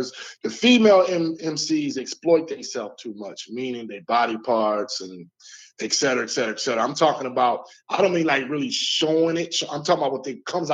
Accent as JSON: {"language": "English", "town": "Newburgh", "region": "New York", "country": "United States", "tie": "born or raised there", "said": "hometown, Newburgh."}